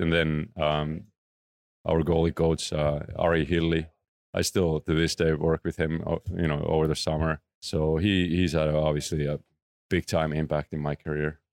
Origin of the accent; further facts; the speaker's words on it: Oulu, North Ostrobothnia, Finland; moved away; close to my hometown, Oulu. Um, that's where I was born